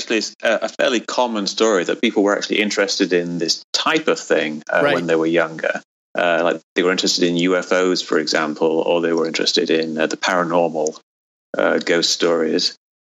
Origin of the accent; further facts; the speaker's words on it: England, United Kingdom; now in United States; when I grew up in England